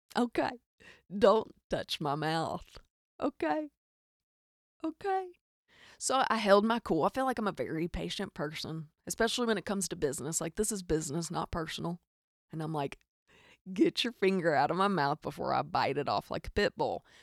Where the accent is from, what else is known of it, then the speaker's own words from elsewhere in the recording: Arkansas, United States; accent: hic; I am from Arkansas, in case you can't hear the hic in my accent